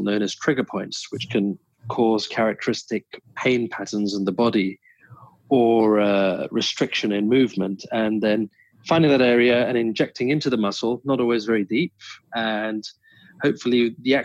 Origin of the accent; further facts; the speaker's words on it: London, United Kingdom; moved away as an adult; also born or lived in Vancouver Island, Canada; now in Vancouver, Canada; Born and raised in London, England